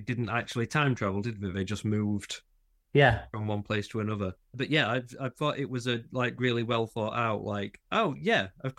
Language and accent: English; England, United Kingdom; we are English